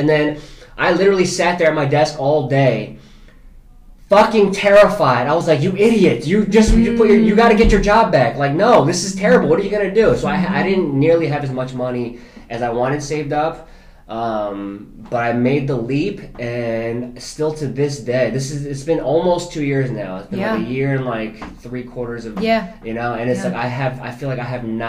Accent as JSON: {"language": "English", "region": "New Jersey", "country": "United States", "said": "I'm a Jersey boy, and I'm a full-on Jersey boy, like, to the T. I'm so East Coast. I've always had New York in my backyard."}